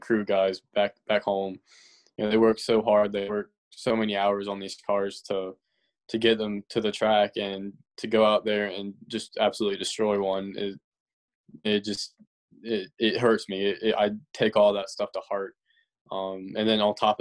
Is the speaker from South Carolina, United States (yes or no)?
yes; Simpsonville, South Carolina, United States; it's a smaller town, Simpsonville.